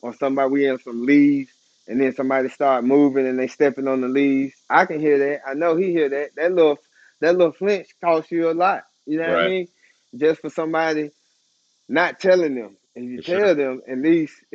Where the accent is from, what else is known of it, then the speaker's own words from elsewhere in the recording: College Park, United States; Coming from where I come from College Park.